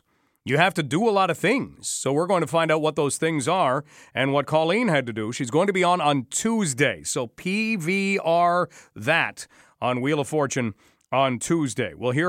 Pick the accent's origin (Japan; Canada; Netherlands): Canada; Don't worry. We are Canadian. And we are determined to remain that way.